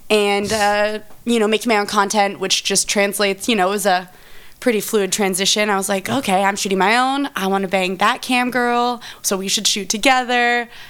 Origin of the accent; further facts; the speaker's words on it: Austin, Texas, United States; also born or lived in Oakland, California; now in Los Angeles, United States; I'm a Texas girl originally